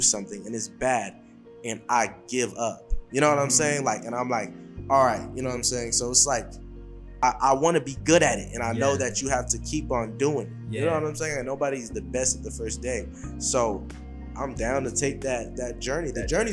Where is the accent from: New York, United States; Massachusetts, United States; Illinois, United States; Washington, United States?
Washington, United States; Seattle; I'm from Seattle, so when I was younger and stuff like that, I wanted to do, like, a lot of people play basketball where I'm from